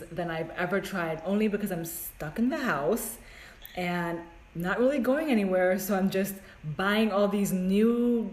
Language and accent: English; Jamaica; I'm from Jamaica. I'm a rum girl. It's in my blood.